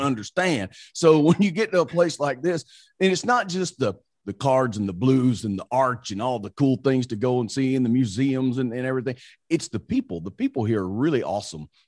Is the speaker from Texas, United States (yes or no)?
no; Mississippi, United States; accent: country; moved away as an adult; now in Saint Louis, United States; I grew up, I grew up in Mississippi. I'm from a very tiny little town in Mississippi